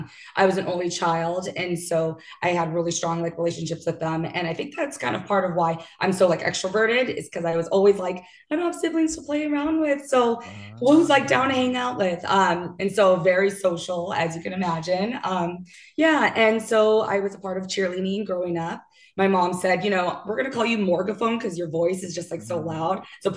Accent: LA County, California, United States; also born or lived in Miami, Florida; I actually grew up like 30 miles east of downtown. It's so funny because it was so far away from like LA. I didn't know till like after I graduated high school that it was still considered LA County.

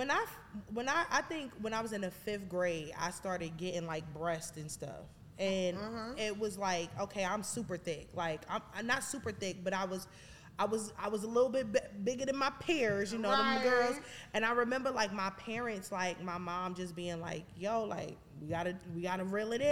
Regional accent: New York City, New York, United States; moved away; from Brooklyn

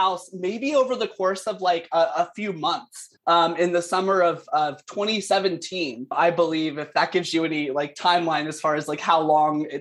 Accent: South Carolina, United States; now in Canada; I'm from South Carolina originally, although I am calling in from Canada, where I live now.

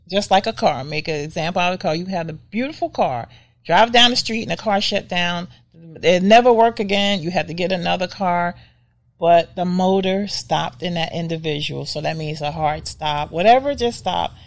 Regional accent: United States; we as African American people

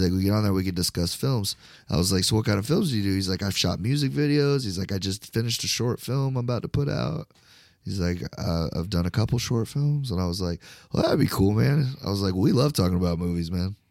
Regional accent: Florida, United States; I'm from Florida

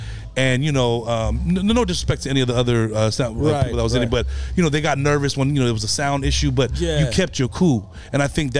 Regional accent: California, United States; I'm from California.

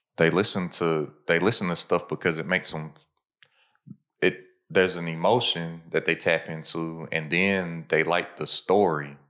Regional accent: Lexington, Kentucky, United States; where I'm from, I'm from Lexington, Kentucky

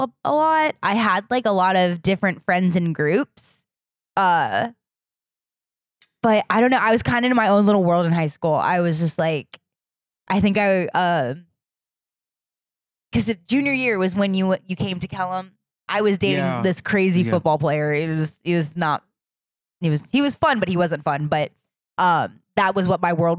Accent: Virginia Beach, Virginia, United States; I'm 25. Born and raised in Virginia Beach

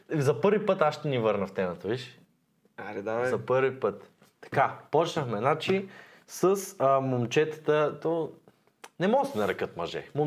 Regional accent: Sofia, Sofia City, Bulgaria; Като знам, че съм от Иван Вазов, ми лъха на чест.

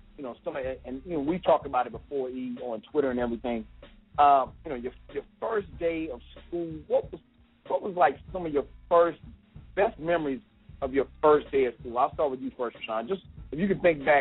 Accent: South Carolina, United States; now in Atlanta, United States; I grew up in South Carolina, and now living in Atlanta

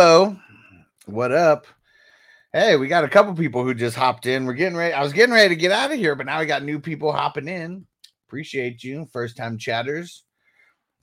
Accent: San Diego, California, United States; now in Las Vegas, United States; I'm originally from San Diego, but now we're living in Vegas, living it up in Vegas

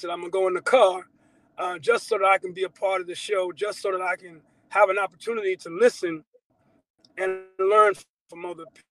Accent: Long Island, New York, United States; now in Georgia, United States; I'm originally from New York. I'm from Long Island, New York

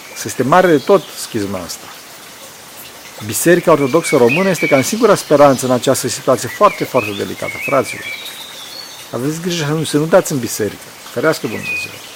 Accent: Transylvania, Romania; sunt din Ardeal

